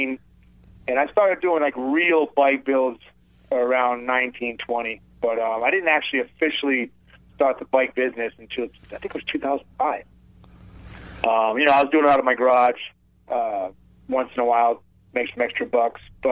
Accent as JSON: {"language": "English", "town": "Providence", "region": "Rhode Island", "country": "United States", "tie": "born or raised there", "moved": "as an adult", "lives_now": "Southern California, United States", "said": "born and raised in Providence, Rhode Island."}